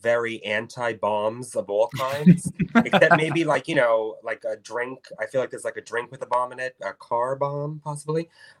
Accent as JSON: {"language": "English", "town": "New York City", "region": "New York", "country": "United States", "tie": "born or raised there", "said": "It's my hometown."}